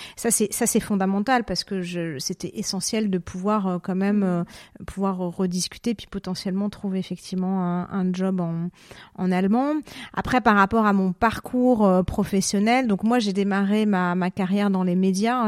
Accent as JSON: {"language": "French", "town": "Paris", "region": "Île-de-France", "country": "France", "moved": "as an adult", "lives_now": "Zurich, Switzerland", "said": "Je suis parisienne, hein, voilà, je suis arrivée en Suisse en 2016"}